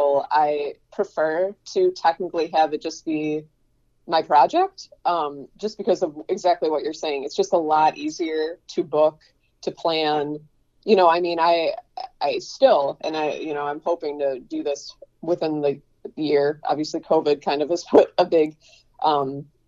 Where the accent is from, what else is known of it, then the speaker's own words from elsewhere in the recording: Buffalo, New York, United States; also born or lived in Fredonia; I went to Fredonia, and I came back to Buffalo. I'm from Buffalo.